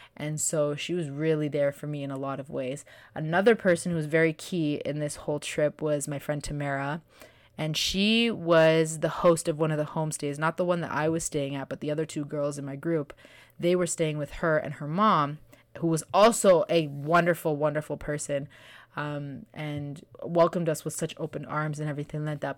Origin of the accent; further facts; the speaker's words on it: Canada; also born or lived in Kenya; I was born in Canada and, but my parents are from A, B, and C